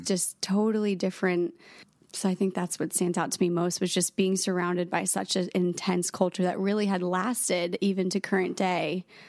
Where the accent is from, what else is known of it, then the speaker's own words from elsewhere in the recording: Norwalk, Connecticut, United States; I'm from Norwalk, Connecticut